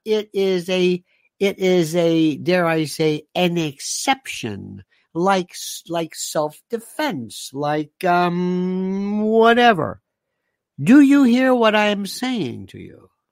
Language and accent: English; United States; I'm an American